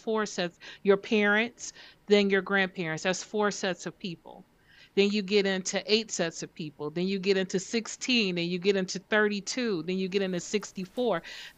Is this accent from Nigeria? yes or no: yes; Nigeria; I'm Nigerian, you know? Like I'm very proud of that. I always felt a connection to that land.